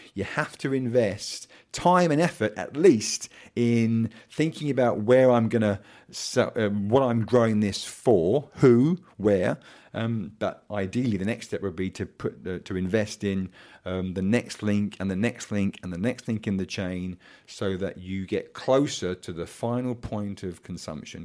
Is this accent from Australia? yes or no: no; Kent, South East England, United Kingdom; I am the son of a pig farmer from Kent, not from Norfolk